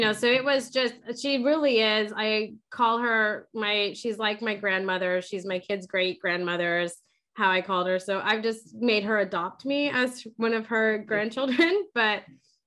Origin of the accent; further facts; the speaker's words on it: San Antonio, Texas, United States; now in Houston, United States; I'm from San Antonio and we moved to Houston